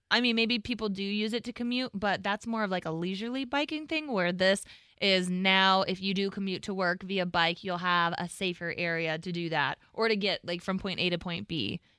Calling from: Lisle, Illinois, United States; Lisle, where the Arboretum is.

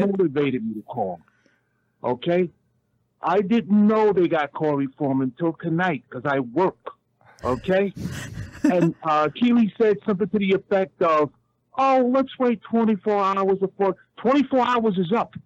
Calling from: New York City, New York, United States; I'm calling from New York City

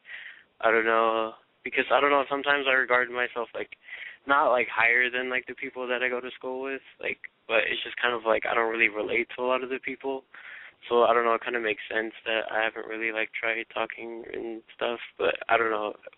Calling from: Moreno Valley, California, United States; I'm 17, and I'm from Reno Valley.

